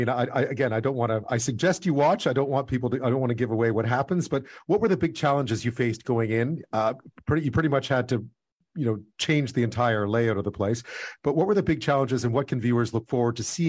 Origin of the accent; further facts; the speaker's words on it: Montreal, Quebec, Canada; I grew up in Montreal.